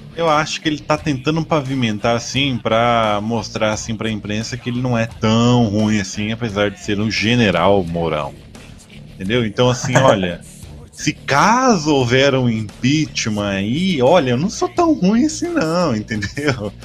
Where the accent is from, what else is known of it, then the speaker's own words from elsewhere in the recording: Brazil; sou matogrossense aqui